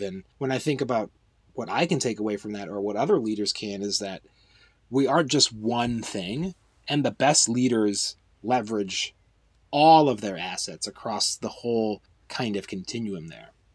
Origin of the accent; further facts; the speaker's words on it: United States; as an American